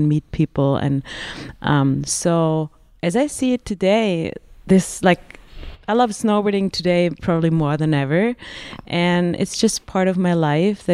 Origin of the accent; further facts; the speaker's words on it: Pforzheim, Baden-Württemberg, Germany; now in Westendorf, Austria; I grew up in Pforzheim in Germany